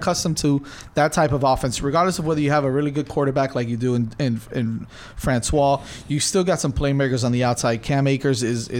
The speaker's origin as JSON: {"language": "English", "town": "Miami", "region": "Florida", "country": "United States", "said": "I'm from Miami, baby."}